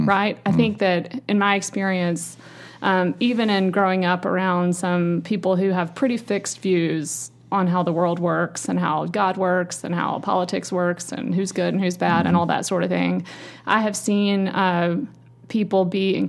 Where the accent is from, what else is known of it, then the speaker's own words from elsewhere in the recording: Roane County, East Tennessee, United States; also born or lived in Coral Gables, Florida; now in Nashville, United States; I grew up in sort of small town, rural Tennessee in the Roane County area on a big farm, but I was educated at a sort of a private wealthy school in Knoxville